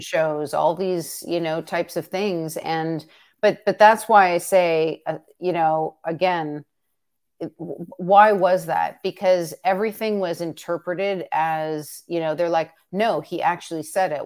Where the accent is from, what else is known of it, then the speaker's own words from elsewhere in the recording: Canada; as a Canadian